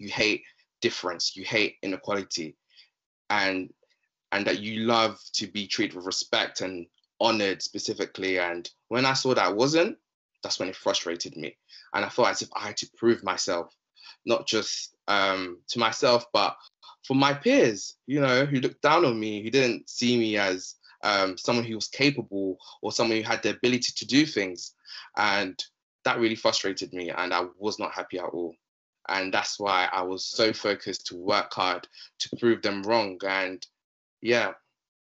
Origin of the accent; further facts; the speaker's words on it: London, United Kingdom; also born or lived in Democratic Republic of the Congo; I'm 24 years old, from London, specifically South London, specifically. I'm originally from the Democratic Republic of Congo.